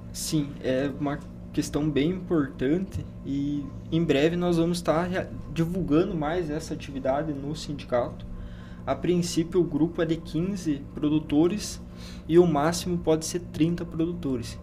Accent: Paraná, Brazil; now in Lucas do Rio Verde, Brazil; eu sou do Paraná. Paraná.

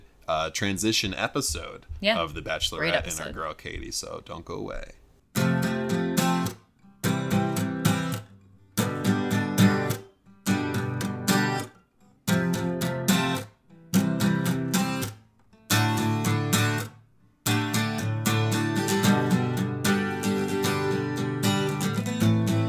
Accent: New Jersey, United States; the summers growing up in New Jersey

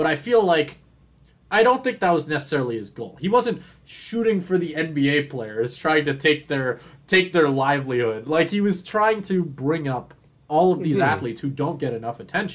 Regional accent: Canada; I'm Canadian

